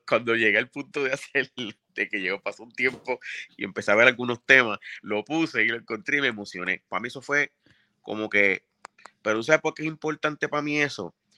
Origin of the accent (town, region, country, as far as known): Bayamón, Puerto Rico; born or raised there; also born or lived in Río Piedras / Carolina